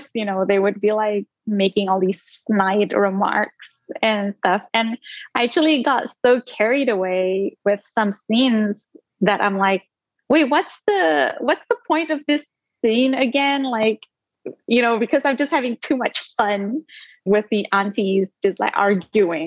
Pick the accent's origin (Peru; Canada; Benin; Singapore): Singapore; first language Indonesian; English is a second language; also born or lived in Indonesia; my first language was Indonesian up until like the age of 7, which was when I moved to Singapore, and then it became English